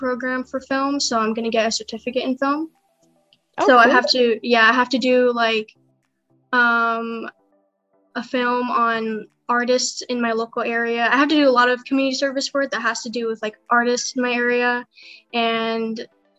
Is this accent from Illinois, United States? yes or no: no; San Diego, California, United States; I'm from San Diego, California.